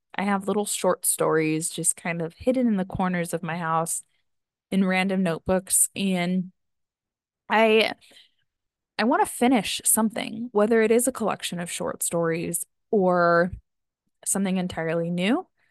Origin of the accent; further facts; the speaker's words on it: outside of Yosemite, California, United States; I grew up right outside of Yosemite